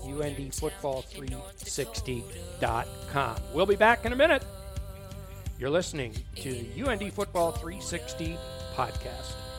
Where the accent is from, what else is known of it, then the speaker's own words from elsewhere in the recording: Zeeland, North Dakota, United States; my hometown of Zealand, North Dakota